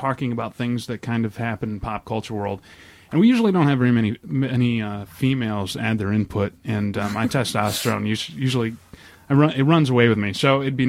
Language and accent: English; Perry, Michigan, United States; I'm from Perry